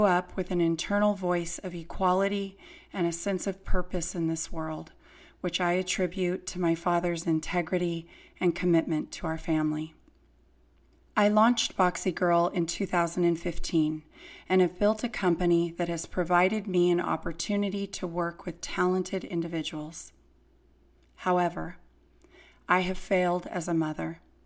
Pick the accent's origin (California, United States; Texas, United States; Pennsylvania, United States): California, United States; Fresno; I was born and raised in Fresno, California.